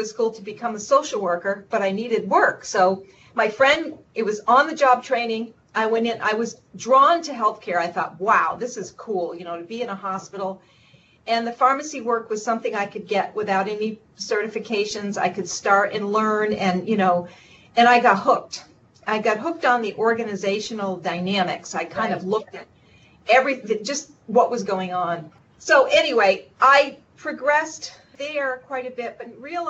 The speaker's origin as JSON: {"language": "English", "region": "Vermont", "country": "United States", "tie": "born or raised there", "said": "I grew up in Vermont, so I'm a native Vermonter"}